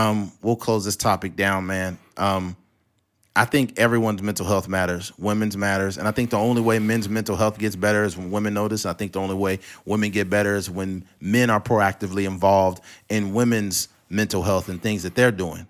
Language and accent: English; California, United States; I'm from California